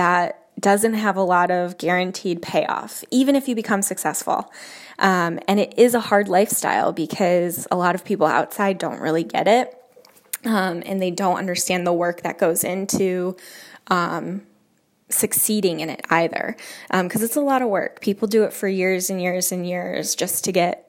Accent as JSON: {"language": "English", "town": "Jamestown", "region": "New York", "country": "United States", "also_born_or_lived": "Chicago, Illinois / Denver", "moved": "as an adult", "said": "I am from Jamestown, New York, and I went to college in Chicago, Illinois."}